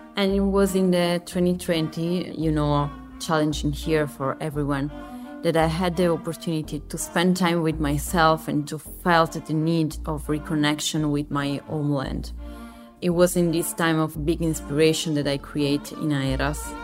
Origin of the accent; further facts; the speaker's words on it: Sardinia, Italy; moved away; also born or lived in Milan; I was born and raised in Sardinia, in a very small village in the center of the island